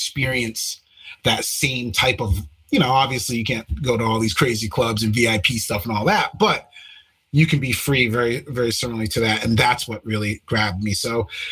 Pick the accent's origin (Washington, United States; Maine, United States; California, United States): Maine, United States; moved away; I'm originally from Maine